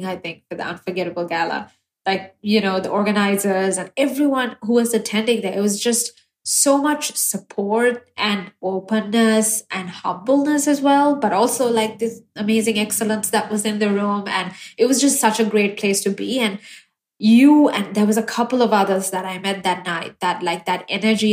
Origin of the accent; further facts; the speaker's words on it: Sri Lanka; moved away as an adult; also born or lived in Pittsburgh; now in United States; I was born and raised in Sri Lanka.